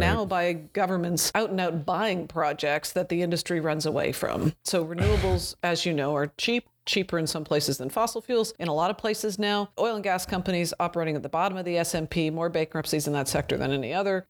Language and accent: English; Canada; I'm Canadian